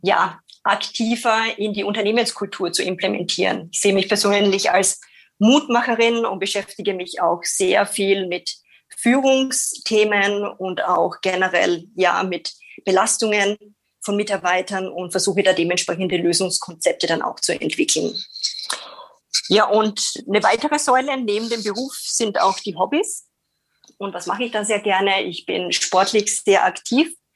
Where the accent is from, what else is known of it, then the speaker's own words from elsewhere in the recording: Austria; accent: Austrian; moved away as an adult; also born or lived in Bremen, Germany; now in Nuremberg, Germany; wie man es vielleicht von meinem Dialekt noch hören kann, ich bin keine gebürtige Deutsche, sondern komme aus Österreich, aber lebe mittlerweile neun Jahre in Deutschland